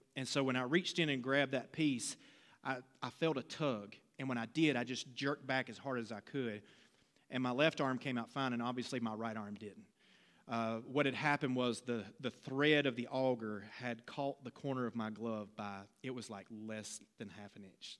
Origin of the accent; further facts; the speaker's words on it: Laurinburg, North Carolina, United States; working at a glass plant in my hometown of Laurinburg, North Carolina